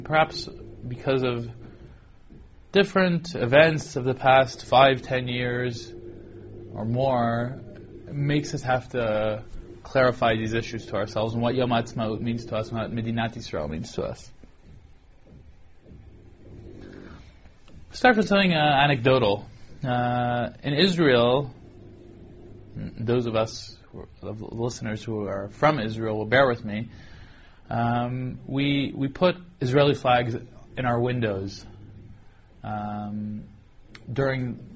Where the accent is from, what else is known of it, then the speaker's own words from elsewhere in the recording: Toronto, Ontario, Canada; growing up in Toronto, attending the 8th grade